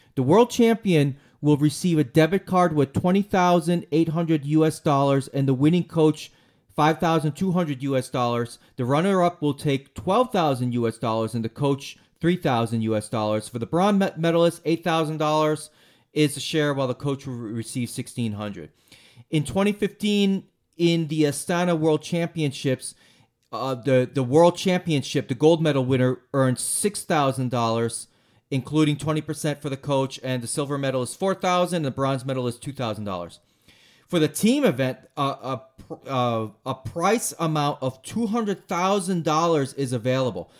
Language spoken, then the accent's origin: English; United States; I'm an American